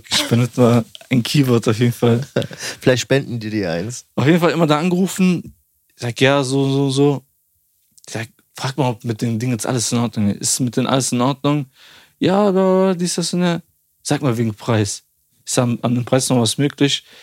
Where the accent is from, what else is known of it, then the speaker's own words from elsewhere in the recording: Albania; und ich sag zu denen, ja, ich, ich bin auch Albaner.